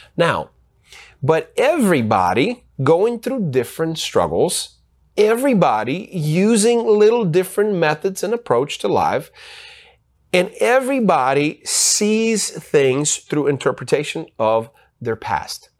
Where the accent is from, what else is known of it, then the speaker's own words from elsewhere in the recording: Ukraine; moved away; also born or lived in United States; I was born in Ukraine, and so I grew up in Uk-, in Ukraine. Part of my youth, I grew up in Ukraine.